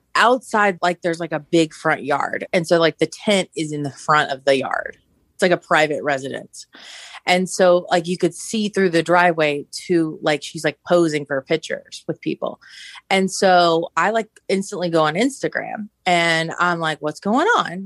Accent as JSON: {"language": "English", "town": "Augusta", "region": "Georgia", "country": "United States", "tie": "born or raised there", "moved": "yes", "said": "I'm originally from Augusta and, uh, it's our hometown"}